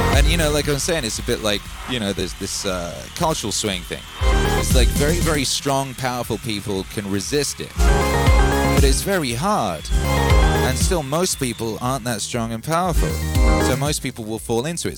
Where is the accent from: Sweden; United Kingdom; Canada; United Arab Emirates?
United Kingdom; moved away as an adult; now in United States; I was born in the UK. My whole family's in the UK. I moved our family to the USA.